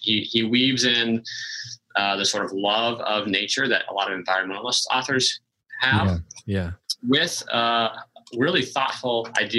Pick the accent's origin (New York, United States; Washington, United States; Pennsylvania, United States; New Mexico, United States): Washington, United States; I grew up in the Northwest in Washington State